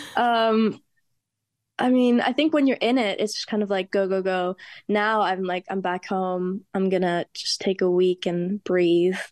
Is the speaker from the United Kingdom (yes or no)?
no; Germany; moved away; also born or lived in Spain; I'm Spanish, and I grew up in Germany